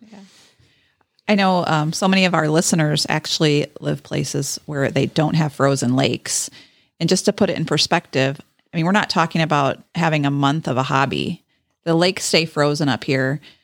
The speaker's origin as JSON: {"language": "English", "region": "Texas", "country": "United States", "tie": "born or raised there", "moved": "yes", "said": "I grew up in Texas and married a Wisconsin boy"}